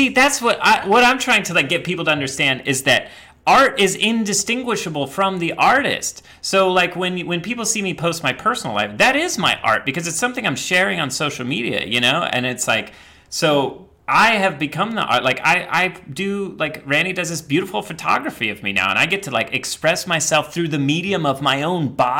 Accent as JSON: {"language": "English", "region": "the Bible Belt", "country": "United States", "tie": "born or raised there", "said": "I grew up in the Bible Belt and around these people that literally were like so absorbed in the cult of like white patriarchal Christianity."}